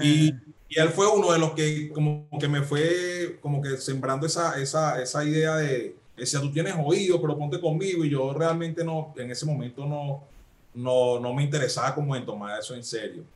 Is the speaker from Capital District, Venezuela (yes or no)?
yes; Caracas, Capital District, Venezuela; yo nací en Caricuao